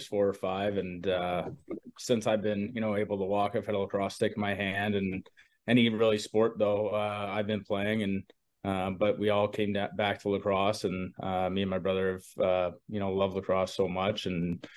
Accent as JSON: {"language": "English", "town": "Calgary", "region": "Alberta", "country": "Canada", "tie": "born or raised there", "moved": "yes", "said": "I grew up in Calgary. Still have tons of friends there and all my family's there"}